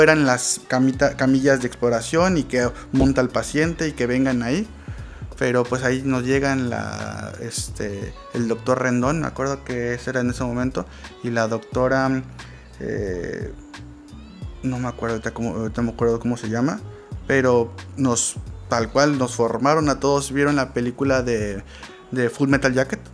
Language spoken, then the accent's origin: Spanish; Mexico; soy un ciudadano mexicano